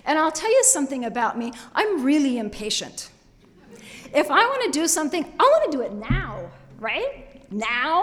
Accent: Boise, Idaho, United States; I was born and raised here in Boise

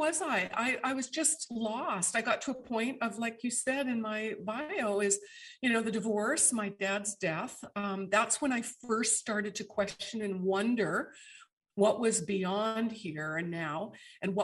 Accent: Canada; moved away; all of my Canadian friends, my kins, because I hail from Canada originally

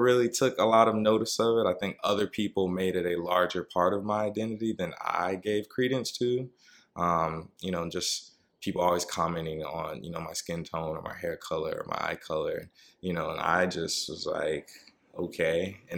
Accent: Columbus, Georgia, United States; now in New York, United States; I'm from Georgia, Columbus, Georgia, to be exact.

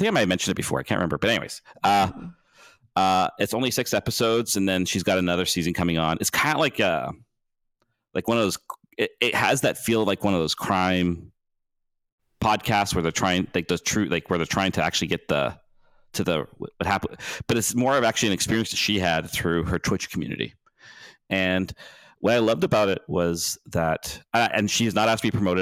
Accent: near Vancouver, British Columbia, Canada; also born or lived in Victoria; I grew up near Vancouver. But I grew up like 45 minutes out of Vancouver

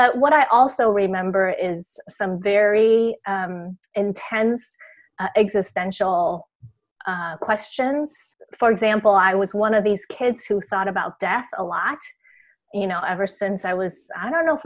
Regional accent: Taiwan; I grew up in Taiwan

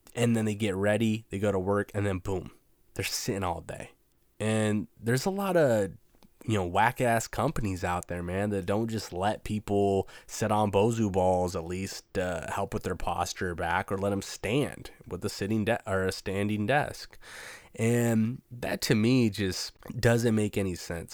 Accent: Washington, United States; I'm from Washington State, so it can get pretty hippie out here

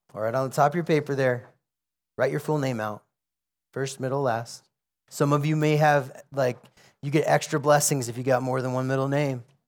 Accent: United States; I'm an American

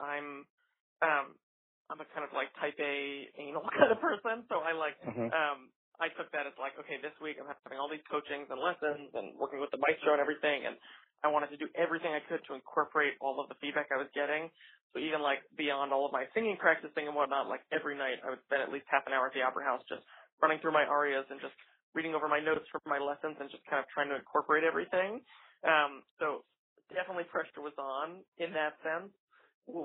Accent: New York, United States; my hometown opera house

